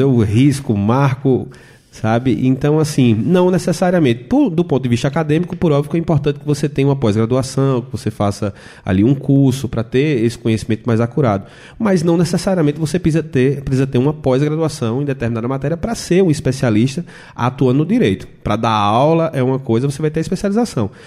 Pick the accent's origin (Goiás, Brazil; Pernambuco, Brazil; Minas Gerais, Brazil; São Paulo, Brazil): Pernambuco, Brazil; Belém de São Francisco; eu que sou natural do Belém de São Francisco, interior de Pernambuco